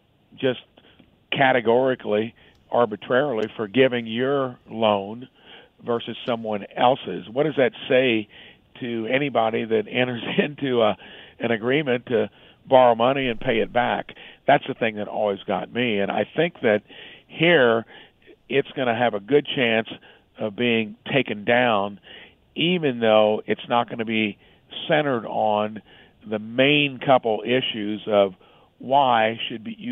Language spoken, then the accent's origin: English; Jasper, Indiana, United States; my hometown of Jasper